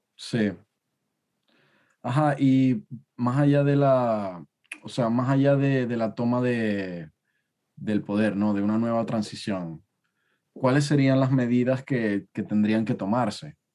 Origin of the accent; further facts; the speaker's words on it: Venezuela; now in United Kingdom; los venezolanos que estamos en el exterior